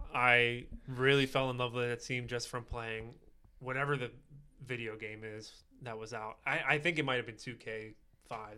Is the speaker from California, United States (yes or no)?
no; Pittsburgh, Pennsylvania, United States; I'm from Pittsburgh